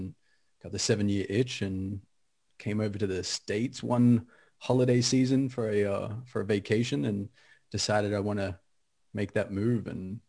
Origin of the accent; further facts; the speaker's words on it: Kyabram, Victoria, Australia; moved away as an adult; also born or lived in Melbourne / Sydney; now in Los Angeles, United States; But I'm Australian. I'm an Aussie expat living in Los Angeles. I've been here 10 years, grew up in rural Australia, country Australia, the outback.